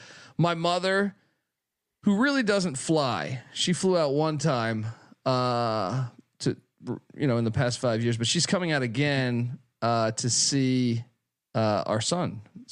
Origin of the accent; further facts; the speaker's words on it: Washington, District of Columbia, United States; also born or lived in Maryland / Virginia; So I grew up in the Washington, D.C. area. I lived in D.C., mm-hmm. Maryland, Virginia. They call that the DMV.